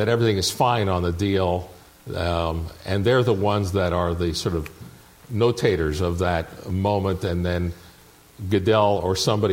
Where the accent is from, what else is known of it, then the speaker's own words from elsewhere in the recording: Toronto, Ontario, Canada; I grew up in Toronto.